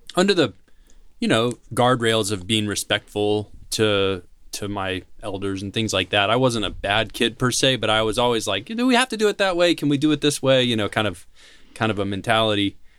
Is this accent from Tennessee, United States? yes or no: yes; Nashville, Tennessee, United States; I'm from Tennessee. I'm from Nashville